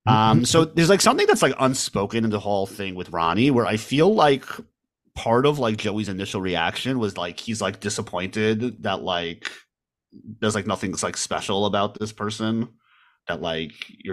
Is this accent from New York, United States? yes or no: yes; Manhattan, New York, United States; born there; also born or lived in Staten Island / New Jersey; I was born in Manhattan. My family lived in Staten Island, actually.